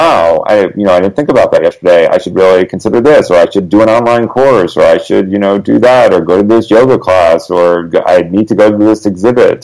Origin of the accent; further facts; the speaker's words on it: Connecticut, United States; now in Los Angeles, United States; I grew up in Connecticut, where there's like a foot of snow right now